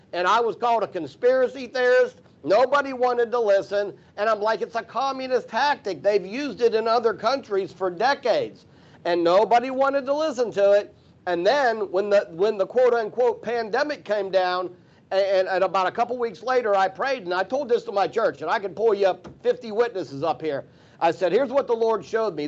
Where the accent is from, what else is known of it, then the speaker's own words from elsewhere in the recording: Pennsylvania, United States; I'm from the North. I'm from Pennsylvania